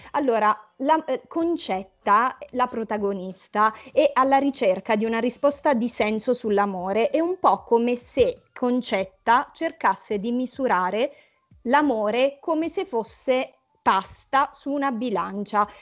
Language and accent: Italian; Lauria, Basilicata, Italy; moved away as an adult; also born or lived in Milan; avevo lasciato Lauria, il mio paese d'origine, ero a Milano